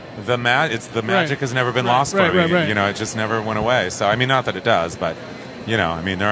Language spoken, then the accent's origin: English; Ontario, California, United States; I grew up in Ontario, California.